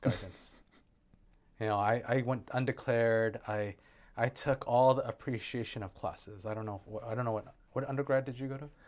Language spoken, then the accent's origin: English; Santa Monica, California, United States; moved away as an adult; now in Hawaii, United States; I was born in Santa Monica, California. I grew up there